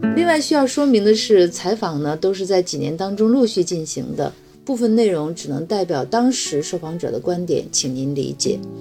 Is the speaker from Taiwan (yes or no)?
no; Shandong, China; now in Beijing, China; 我是山东人，曾经在山东卫视和央视做过主持人